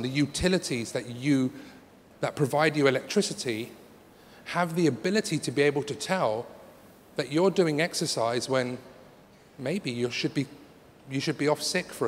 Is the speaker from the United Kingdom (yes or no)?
yes; London, United Kingdom; I'm from London